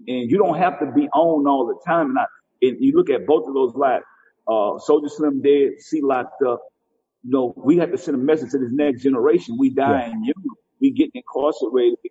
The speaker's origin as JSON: {"language": "English", "town": "New Orleans", "region": "Louisiana", "country": "United States", "said": "they from New Orleans and they from where I'm from"}